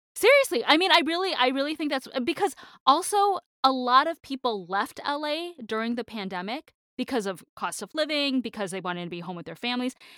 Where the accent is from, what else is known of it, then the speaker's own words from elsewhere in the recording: Michigan, United States; moved away; I'm from Michigan